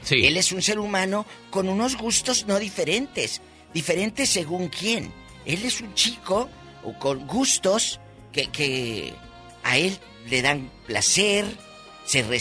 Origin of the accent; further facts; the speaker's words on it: Matamoros, Tamaulipas, Mexico; En mi tierra, eh, Matamoros, Tamaulipas, decimos de tata, pan de lo Juan Macho.